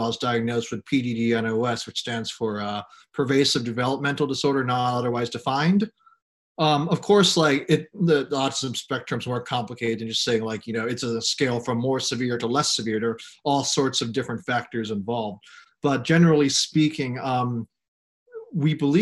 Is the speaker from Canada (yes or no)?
no; Hong Kong; moved away as an adult; also born or lived in United States; I was born in Hong Kong 24 years ago. I sometimes lose track of my own age. And I attended Hong Kong International School from kindergarten or pre-kindergarten. We call that Hong Kong Reception 1, all the way to grade 12.